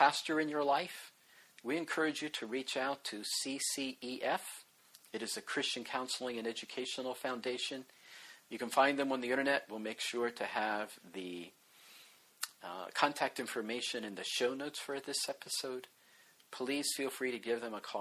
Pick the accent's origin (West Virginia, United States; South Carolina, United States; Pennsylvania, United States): West Virginia, United States; also born or lived in Baltimore, Maryland; I grew up in West Virginia. Both of my parents were from there